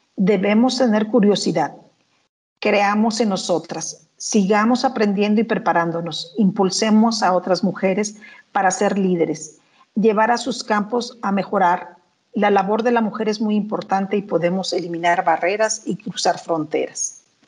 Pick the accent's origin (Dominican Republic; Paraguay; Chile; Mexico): Mexico; Coatepec, Veracruz; also born or lived in United States; Soy originaria de Coatepec, Veracruz, uno de los estados emblemáticos en la producción del café